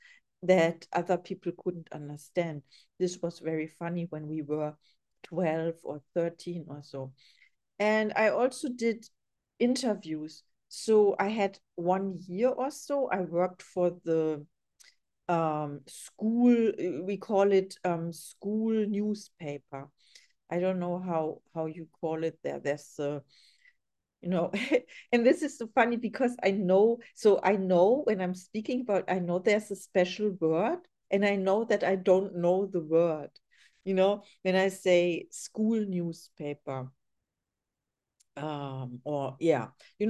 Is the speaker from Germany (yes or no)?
yes; Germany; English is a second language; now in Los Angeles, United States